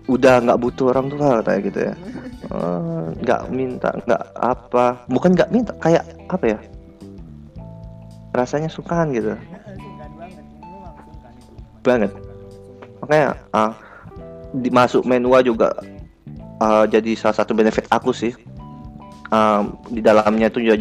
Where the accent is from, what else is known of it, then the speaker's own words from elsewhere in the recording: Riau, Indonesia; now in Surabaya, Indonesia; kalau misalnya dari daerah asal aku ya dibanding Surabaya Surabaya termasuk murah